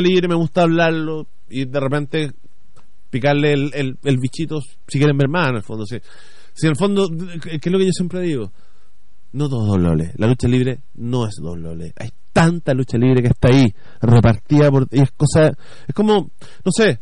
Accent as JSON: {"language": "Spanish", "country": "Chile", "said": "a nosotros como chilenos"}